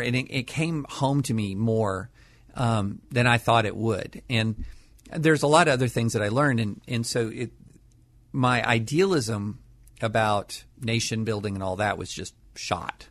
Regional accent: Kentucky, United States; moved away as an adult; also born or lived in Nashville / Harvard; I grew up in Kentucky

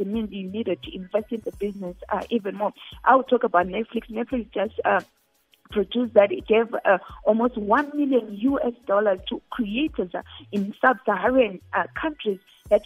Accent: Zimbabwe; I come from Zimbabwe

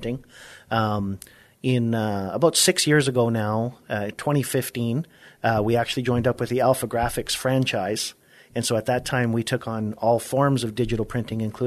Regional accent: Alberta, Canada; moved away as an adult; also born or lived in Ontario, Canada; now in South Texas, United States; my hometown in Alberta

